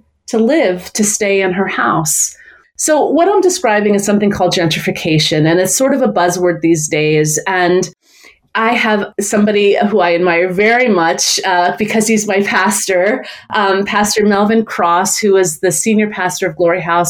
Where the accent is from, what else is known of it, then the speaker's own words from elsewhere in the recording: New York City, New York, United States; I grew up in Brooklyn, New York